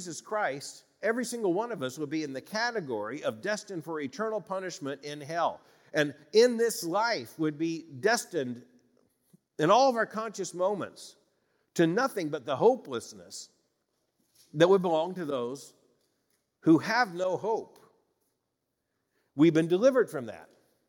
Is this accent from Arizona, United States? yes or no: no; Florida, United States; I grew up in Florida, like other southern states, particularly in the smaller towns in central and north Florida.